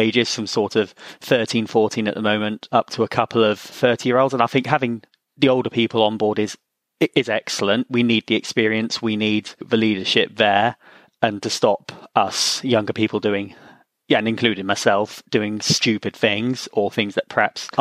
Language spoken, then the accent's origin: English; Swindon, South West England, United Kingdom; I'm from Swindon and I'm 27 years old